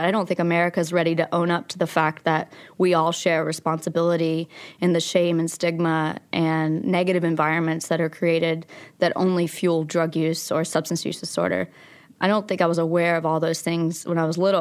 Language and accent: English; Logan, West Virginia, United States; also born or lived in Abingdon, Virginia; I was born in Abingdon, Virginia, and I grew up in Logan, West Virginia, And we moved twelve times before I was in sixth grade between those two towns.